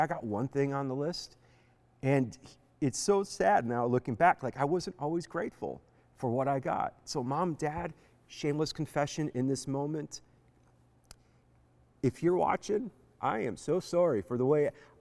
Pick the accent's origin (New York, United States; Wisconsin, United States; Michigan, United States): Wisconsin, United States; Beaver Dam; growing up in Beaver Dam, Wisconsin